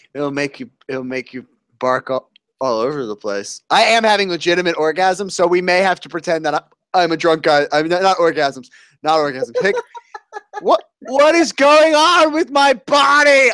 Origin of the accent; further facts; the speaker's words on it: New Jersey, United States; I'm from New Jersey